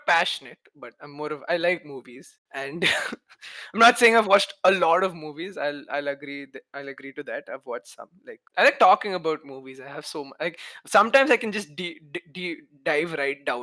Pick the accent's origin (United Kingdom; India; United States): India; Kerala; now in Pune, India; I'm from Kerala. I've been staying in Pune for, I don't know, 10 years or something.